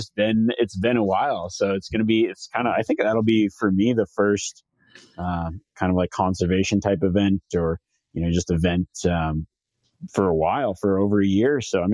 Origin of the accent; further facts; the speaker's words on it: Reno, Nevada, United States; you guys are pretty much coming to my hometown